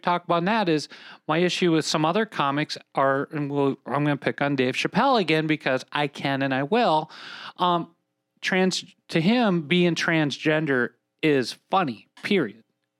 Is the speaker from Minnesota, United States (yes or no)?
yes; Minnesota, United States; if my voice doesn't give me away, I'm from Minnesota.